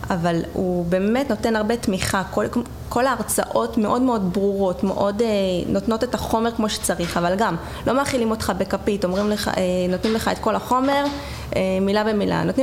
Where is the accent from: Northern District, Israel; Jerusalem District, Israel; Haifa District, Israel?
Jerusalem District, Israel; Jerusalem; אה, טוב, אני הגעתי מירושלים, אה, הייתי נוסעת גם לבוטקאם שהיה אז בתל אביב.